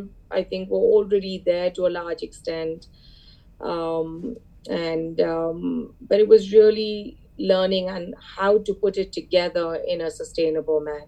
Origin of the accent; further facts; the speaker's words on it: India; moved away as an adult; now in Boston, United States; my family and I, we go back, we're from India